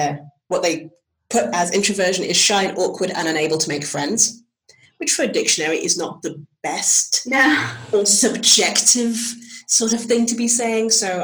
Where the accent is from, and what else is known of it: England, United Kingdom